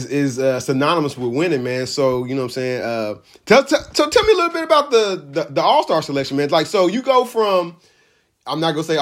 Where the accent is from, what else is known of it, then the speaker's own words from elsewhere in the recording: Indianapolis, Indiana, United States; Everybody knows I'm a Indianapolis original, man. I love Indianapolis, and I grew up on the East Side. I ain't gonna never leave the East Side.